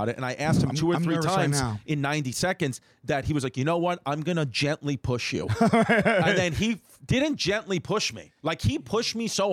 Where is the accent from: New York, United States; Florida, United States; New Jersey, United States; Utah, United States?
New York, United States; New York City; I grew up on Seneca Avenue in Ridgewood